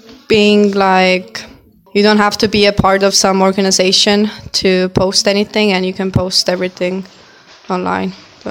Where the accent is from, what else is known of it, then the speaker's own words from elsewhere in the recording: Estonia; I come from Estonia and I'm 20 years old.